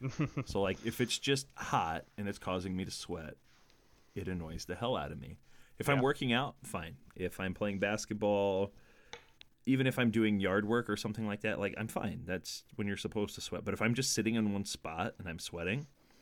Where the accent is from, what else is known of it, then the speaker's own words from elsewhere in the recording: Illinois, United States; as I'm sure as most people know, I grew up in Southern Illinois, 6 hours south of where I live now.